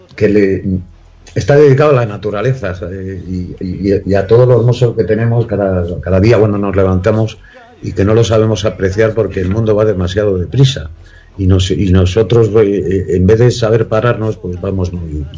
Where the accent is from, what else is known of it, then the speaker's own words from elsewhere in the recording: Madrid, Community of Madrid, Spain; also born or lived in Corcubión, Galicia; siempre digo que soy madrileño